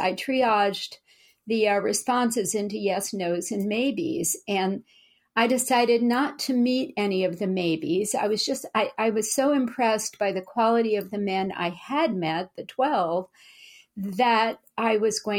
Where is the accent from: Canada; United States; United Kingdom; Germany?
United States; Louisiana; now in Berkeley, United States; well, I'm from Louisiana and I'm a military brat and I'm Southern by heritage, although not by accent.